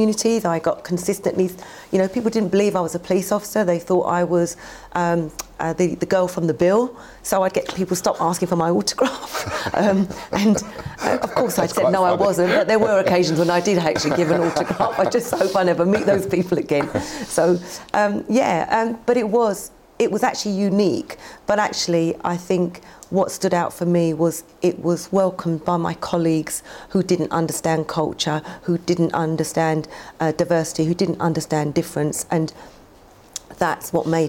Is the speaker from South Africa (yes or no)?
no; London, United Kingdom; born or raised there; also born or lived in Karachi, Pakistan